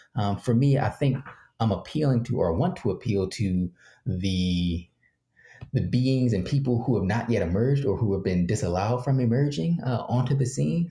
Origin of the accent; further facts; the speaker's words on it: Philadelphia, Pennsylvania, United States; I grew up working poor in Philly